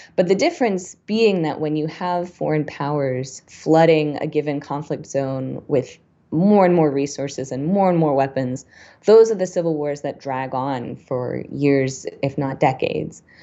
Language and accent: English; United States; as an American